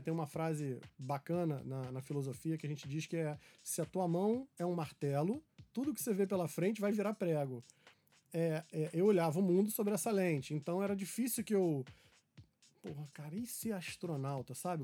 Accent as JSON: {"language": "Portuguese", "region": "Rio de Janeiro", "country": "Brazil", "tie": "born or raised there", "said": "eu sou carioca, nascido e criado aqui no Rio de Janeiro, grande parte da minha vida na Tijuca."}